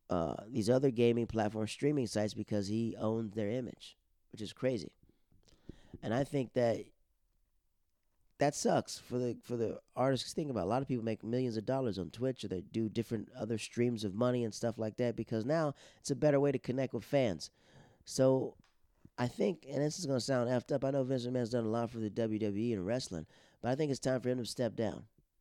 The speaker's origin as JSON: {"language": "English", "country": "Netherlands", "tie": "born or raised there", "said": "Those are the people I grew up with in the Netherlands, and I have a lot of marvelous friends that I've talked to."}